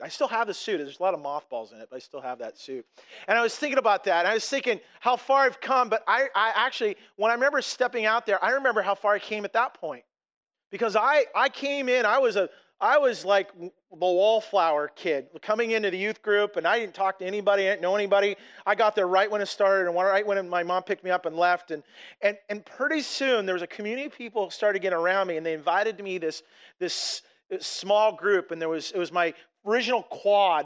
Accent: Blaine, Washington, United States; I came from this little town of Blaine, this, this little place called Custer, Washington, in or Ferndale

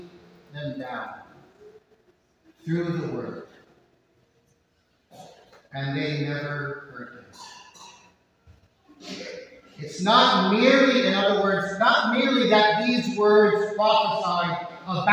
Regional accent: Miami, Florida, United States; I grew up in Southwest St. County in Miami, Florida

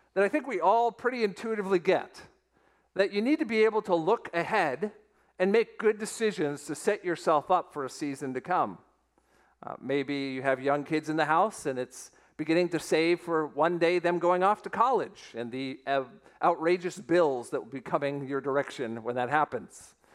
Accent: Weston, Florida, United States; it is my hometown, the town of Weston, Florida

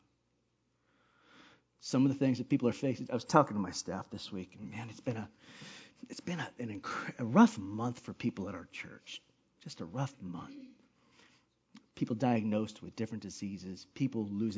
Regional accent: Hawaii, United States; moved away; where I grew up in Hawaii

